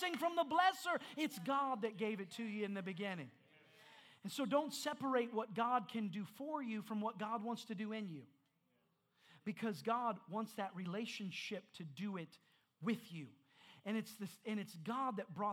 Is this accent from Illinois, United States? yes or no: no; Indiana, United States; I'm from Indiana.